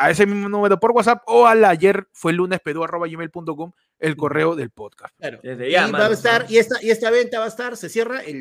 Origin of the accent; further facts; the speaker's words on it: San Juan de Lurigancho, Lima, Peru; señor, soy de San Juan.